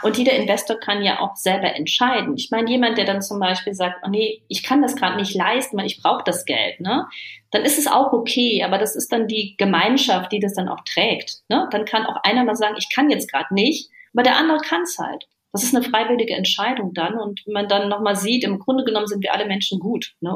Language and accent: German; Germany; bei uns in Deutschland